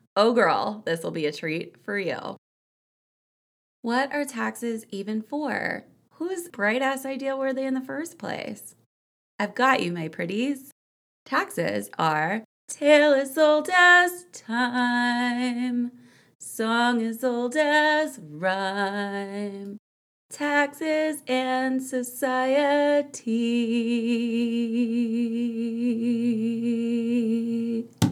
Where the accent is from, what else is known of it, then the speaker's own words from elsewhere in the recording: Houston, Texas, United States; moved away; growing up in the Houston area